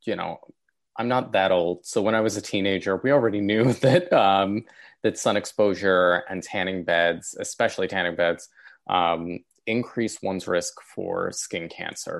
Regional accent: New York City, New York, United States; I grew up in South Brooklyn in New York

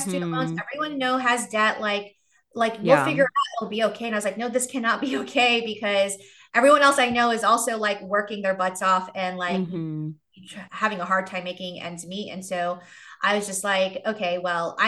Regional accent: New York City, New York, United States; moved away as an adult; also born or lived in Asheville, North Carolina; now in Charlotte, United States; I grew up in New York City

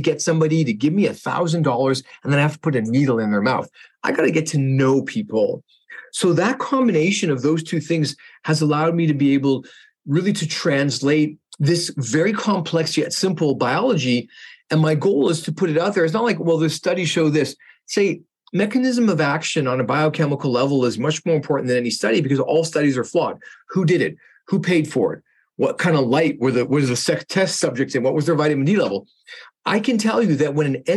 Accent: Canada; I'm a Canadian dentist

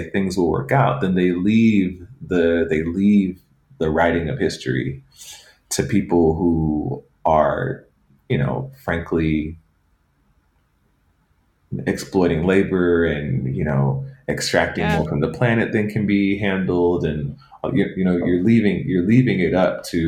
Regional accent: Atlanta, Georgia, United States; I grew up in Atlanta, where the legacy of the civil rights movement is very potent there.

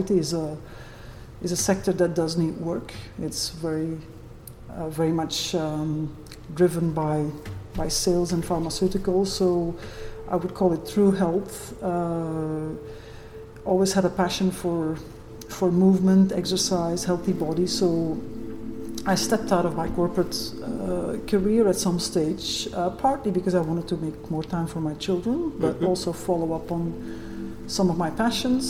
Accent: Brussels, Brussels-Capital Region, Belgium; moved away as an adult; now in Okanagan, Canada; I'm originally from Europe. I was born in Brussels and moved to Canada about 2 years ago now.

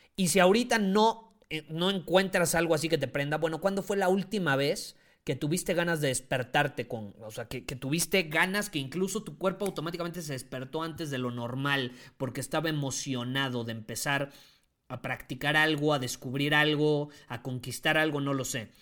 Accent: Mexico; Yo amo a mi país

